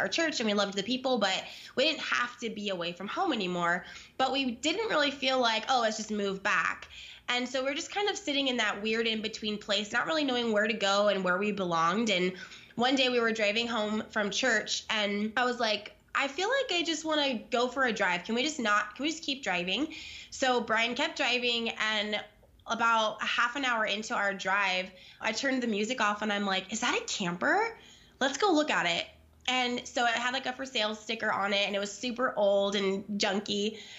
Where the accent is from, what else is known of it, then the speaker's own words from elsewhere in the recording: California, United States; We're from Southern California. We moved to the Midwest into like the mountains in Arkansas. So just like very opposite of where we're from, where we were born and raised, where we met.